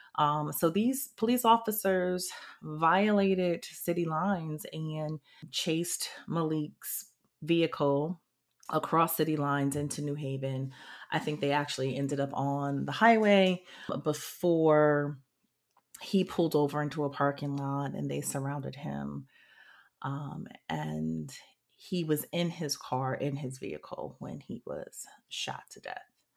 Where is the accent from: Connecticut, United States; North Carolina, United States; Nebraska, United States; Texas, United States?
Connecticut, United States; New Haven; moved away as an adult; also born or lived in Washington, D.C. / New York City / Kingston, Jamaica; now in New Orleans, United States; I am specifically from New Haven, Connecticut. I was born and raised there.